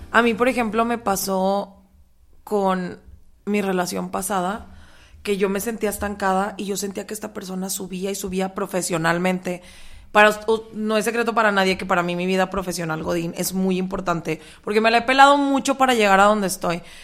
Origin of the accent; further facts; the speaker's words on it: Mexico; vengo de México